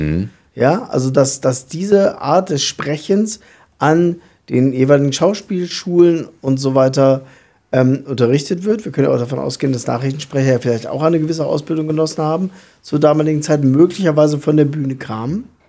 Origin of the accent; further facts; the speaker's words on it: southern Lower Saxony, Germany; ich komme aus dem Südniedersächsischen, was ja mal dem alten Königreich Hannover angehört und auch eigentlich dialektfrei ist